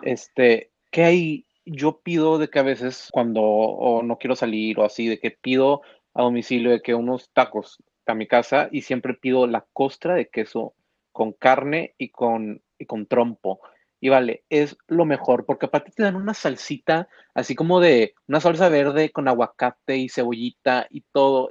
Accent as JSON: {"language": "Spanish", "town": "Monterrey", "region": "Nuevo León", "country": "Mexico", "said": "somos del norte y soy regio"}